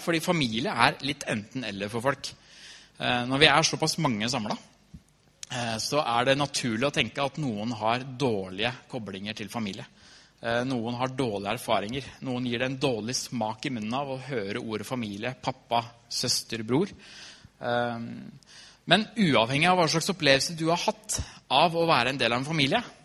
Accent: Trysil, Innlandet, Norway; Jeg har vokst opp i Trysil, kommer fra Trysil

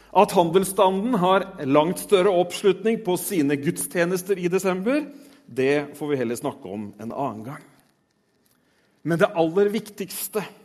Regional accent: Tønsberg, Vestfold, Norway; jeg er født i Tønsberg.

